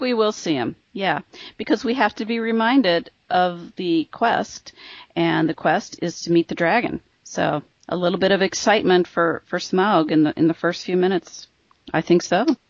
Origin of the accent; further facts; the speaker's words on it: Midwest, United States; accent: Midwestern; my Midwestern accent